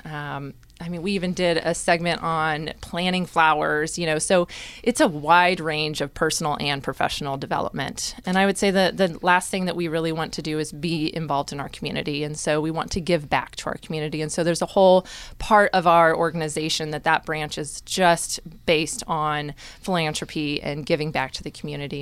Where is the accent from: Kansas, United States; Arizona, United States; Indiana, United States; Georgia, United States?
Kansas, United States; Topeka; also born or lived in Ellsworth, Kansas; now in Manhattan, Kansas, United States; originally from Topeka, but spent a good chunk of some time out in Ellsworth, Kansas